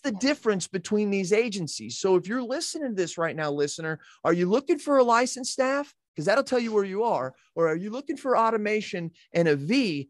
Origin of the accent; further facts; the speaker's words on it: United States; I'm an American